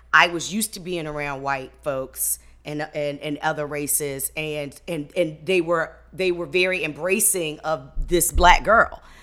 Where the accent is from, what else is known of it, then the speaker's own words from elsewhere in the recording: Hampton, Virginia, United States; I was raised on Hampton Institute's grounds